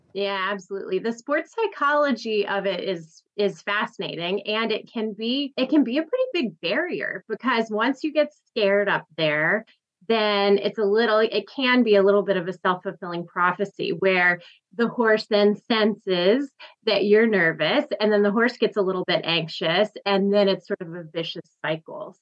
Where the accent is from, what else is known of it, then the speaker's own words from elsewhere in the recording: Tennessee, United States; moved away as an adult; I'm from Tennessee